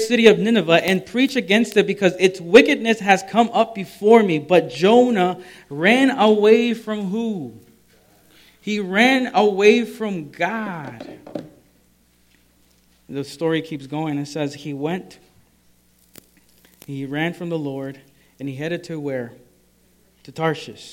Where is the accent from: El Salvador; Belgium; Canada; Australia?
El Salvador; moved away; also born or lived in Maryland; I'm from El Salvador, and it's a tropical area